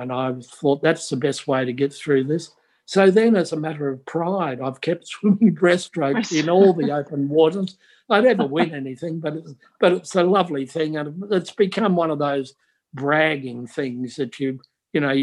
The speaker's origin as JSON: {"language": "English", "country": "Australia", "also_born_or_lived": "Brisbane, Queensland", "said": "as an Australian"}